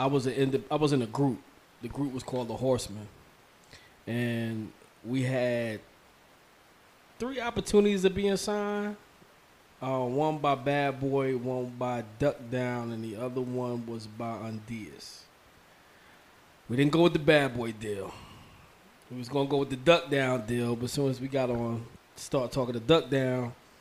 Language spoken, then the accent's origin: English; Mount Vernon, New York, United States; Like I said, I'm from Mount Vernon, so you know Yonkers is right there.